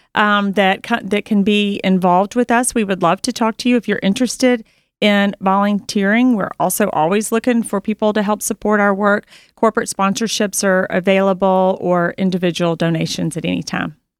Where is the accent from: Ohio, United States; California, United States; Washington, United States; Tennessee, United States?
Tennessee, United States; Memphis; I was born and raised in Memphis